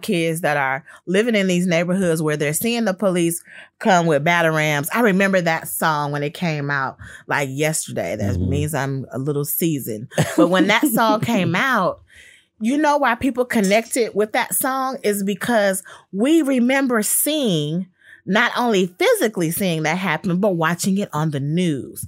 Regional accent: Los Angeles, California, United States; growing up in Los Angeles and being a family with gang members on both sides

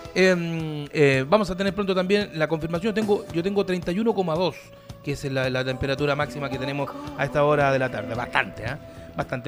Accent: Curicó, Maule, Chile; mi coterráneo Ramón Lizana, porque hoy día estamos de aniversario en la ciudad de Curicó

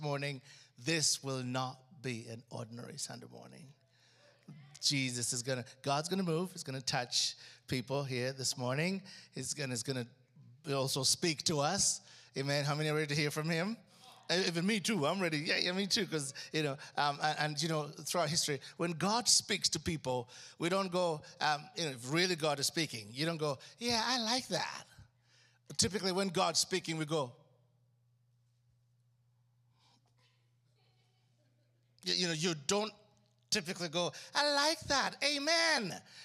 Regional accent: Uganda; moved away; I grew up in Africa

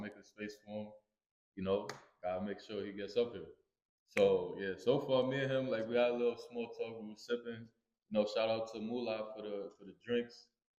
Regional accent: New York, United States; also born or lived in Queens, New York; I'm from Brooklyn, too.

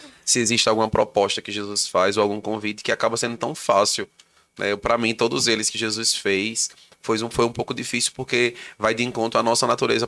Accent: Santa Cruz do Capibaribe, Pernambuco, Brazil; moved away as an adult; now in Caruaru, Brazil; eu sou daqui de Santa Cruz do Capibaribe

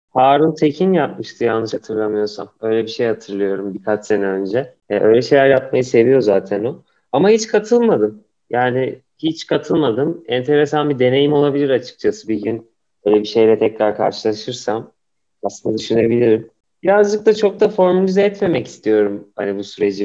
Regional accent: Ankara, Turkey; Hani benim bütün çocukluğum orada geçti.

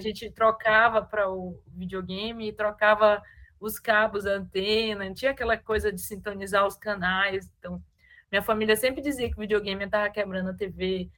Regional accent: Maranhão, Brazil; a gente é do Maranhão

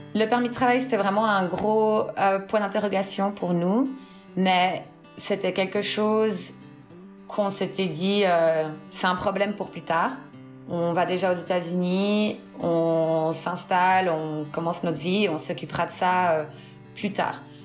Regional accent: Fribourg, Switzerland; moved away as an adult; also born or lived in Seattle, United States; now in Orange County, United States; Je viens euh, de Suisse, du canton de Fribourg.

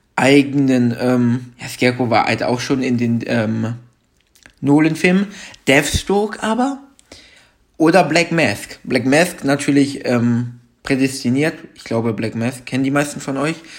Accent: Germany; bei uns in Deutschland

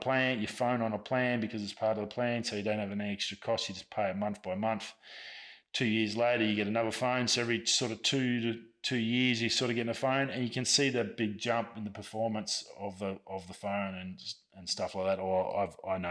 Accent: Australia; I'm an Australian. It's a part of our birthright.

